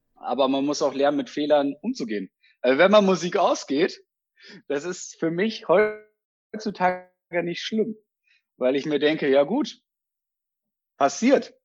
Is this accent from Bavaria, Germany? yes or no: no; Petershagen, North Rhine-Westphalia, Germany; now in Osnabrück, Germany; ich habe meine Heimat, ne, also Kreis Peters, also Petershagen als Stadt, beziehungsweise ähm, halt Windheim da oben die Ecke, der der nördlichste Teil von OWL